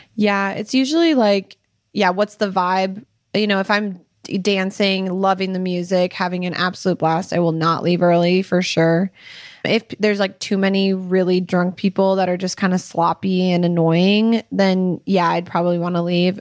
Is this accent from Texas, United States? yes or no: no; Minnesota, United States; moved away as an adult; now in Utah, United States; we are from Minnesota, and then we moved to Utah a year and a half ago